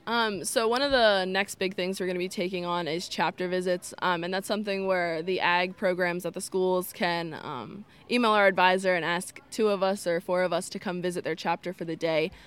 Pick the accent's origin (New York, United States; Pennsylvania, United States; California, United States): Pennsylvania, United States; Lancaster County; I'm from the Grassland FFA chapter in Lancaster County.